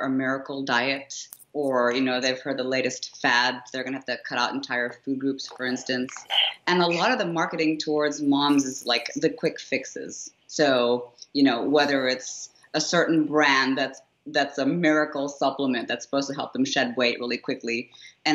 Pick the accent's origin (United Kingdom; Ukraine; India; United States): India; I come from a place where, you know, as an Indian, for instance, you know, women are not culturally attuned to wanting to get big